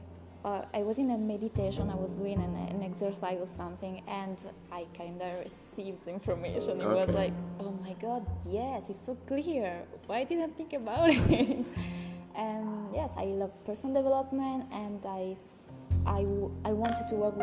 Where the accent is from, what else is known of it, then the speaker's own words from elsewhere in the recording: Sardinia, Italy; English is a second language; moved away as an adult; also born or lived in Spain / Canary Islands; now in Playa del Carmen, Mexico; I was born in Sardinia, it's an island in Italy